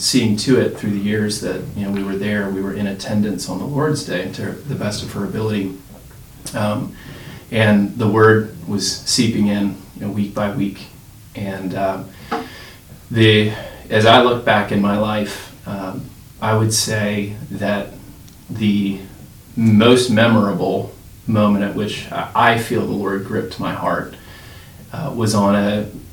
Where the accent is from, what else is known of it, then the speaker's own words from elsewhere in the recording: outside of Philadelphia, New Jersey, United States; moved away; I do hail from South Jersey. As we like to say, we have our own Mason-Dixon lines in New Jersey. But I grew up outside of Philadelphia